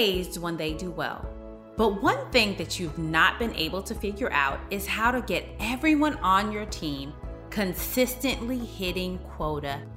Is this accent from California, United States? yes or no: no; Texas, United States; a fellow Texan